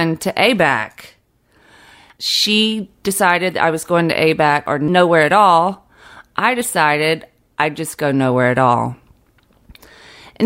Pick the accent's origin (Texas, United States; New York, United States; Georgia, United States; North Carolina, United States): Georgia, United States; Fitzgerald; now in Brooklyn, United States; Growing up in South Georgia, I spent a lot of time fantasizing about getting out of South Georgia.